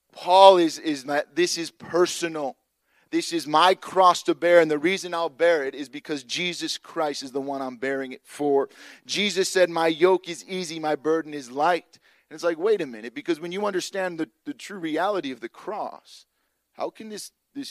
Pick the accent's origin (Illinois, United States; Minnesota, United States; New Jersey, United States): Illinois, United States; Chicago; moved away; I grew up in Illinois